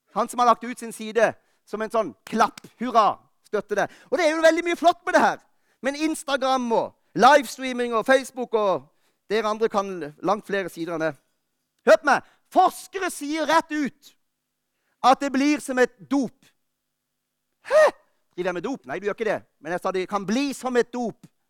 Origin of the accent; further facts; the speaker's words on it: Lista, Agder, Norway; moved away; Jeg var hjemme på Lista i jula